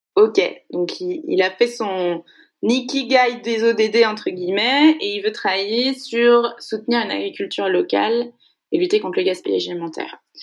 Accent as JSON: {"language": "French", "town": "Segré", "region": "Pays de la Loire", "country": "France", "tie": "born or raised there", "said": "je suis originaire de Segré, une petite ville dans le Maine-et-Loire. Je le dis tout le temps parce que j'estime que c'est là que je suis née"}